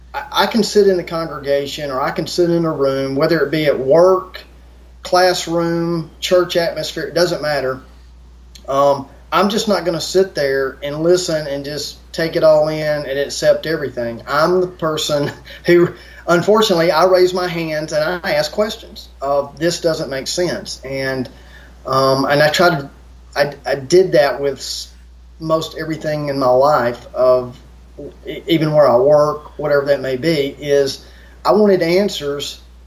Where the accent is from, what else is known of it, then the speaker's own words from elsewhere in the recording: United States; I grew up in America